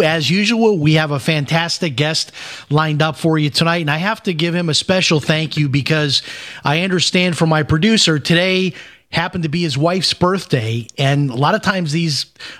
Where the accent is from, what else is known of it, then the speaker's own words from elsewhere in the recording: Chicago, Illinois, United States; I have to tell you, I'm also from Chicago, and I'm looking at your website where your office is in Burr Ridge. I probably have driven past that. I don't live in Chicago anymore, but I visit quite a bit.